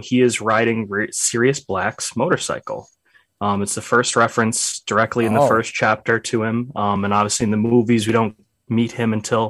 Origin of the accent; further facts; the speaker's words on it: United States; We're American.